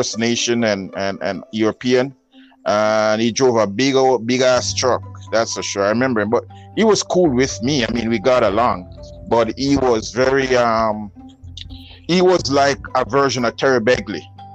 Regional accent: Jamaica; accent: Jamaican; moved away; I'm from Jamaica, not Trinidad

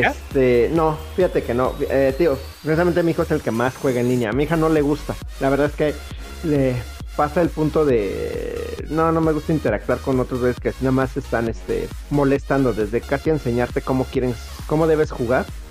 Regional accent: Mexico; somos de México

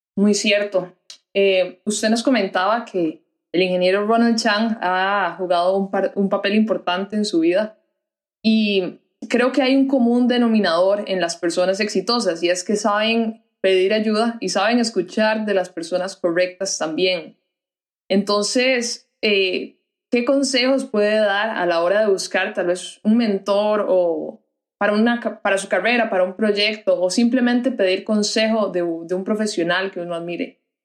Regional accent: Costa Rica; en nuestra identidad como costarricenses, como país pacífico

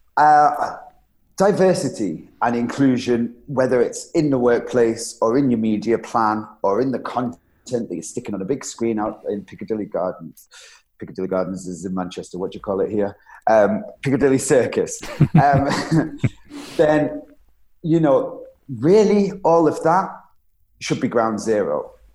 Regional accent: Isle of Man; I was born on the Isle of Man

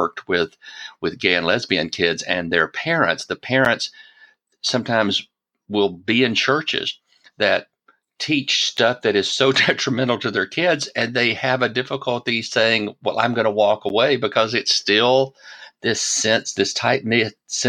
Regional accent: Deep South, United States; like I grew up in the Deep South, the church was so ingrained into our lives.

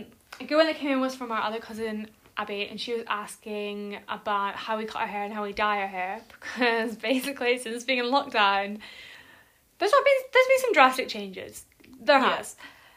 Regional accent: Edinburgh, Scotland, United Kingdom; moved away as an adult; also born or lived in Manchester; we're in my family home, which is in Edinburgh, with my mum, my dad, and my brother.

